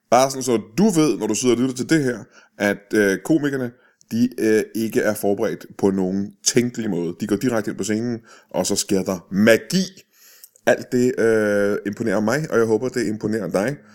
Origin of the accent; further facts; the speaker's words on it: Tune, Zealand, Denmark; Jeg er fra Tune.